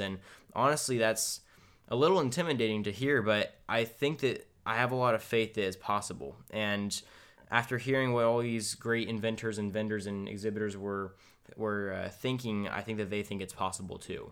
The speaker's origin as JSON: {"language": "English", "region": "California", "country": "United States", "said": "we're, we're from California"}